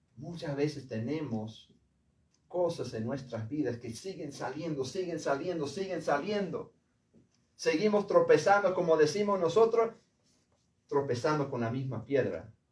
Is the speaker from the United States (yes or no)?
yes; United States; hombre de Estados Unidos